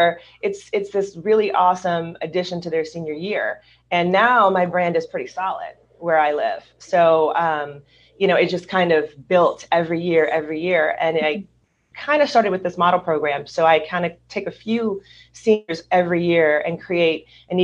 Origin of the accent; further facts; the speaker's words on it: Louisiana, United States; also born or lived in Hollywood, California; now in Southern California, United States; I'm originally from Louisiana